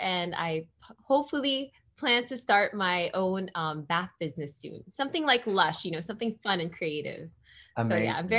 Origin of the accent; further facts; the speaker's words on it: Philippines; It was very fun, you know, and I think Filipino culture, it's just so vibrant.